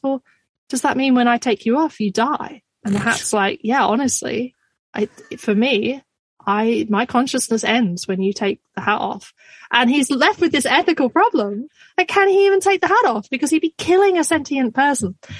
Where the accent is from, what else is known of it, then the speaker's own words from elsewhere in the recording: Scotland, United Kingdom; now in Australia; technically I'm Scottish